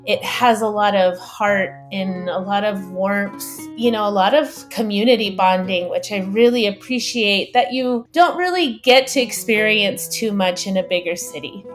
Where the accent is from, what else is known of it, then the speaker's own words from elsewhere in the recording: Tucson, Arizona, United States; also born or lived in New Mexico / Phoenix, Arizona; I am born and raised in Tucson